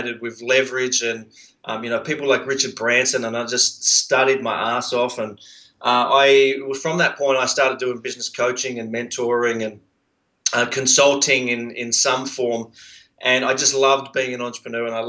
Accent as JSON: {"language": "English", "town": "Sydney", "region": "New South Wales", "country": "Australia", "tie": "born or raised there", "also_born_or_lived": "Brisbane", "accent": "Australian", "said": "I actually grew up on a boat in Sydney Harbour."}